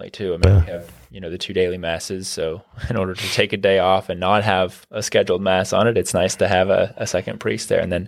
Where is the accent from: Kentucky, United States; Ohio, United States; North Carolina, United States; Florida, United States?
Kentucky, United States; Garrett; I grew up in Garrett. I grew up at the end of a holler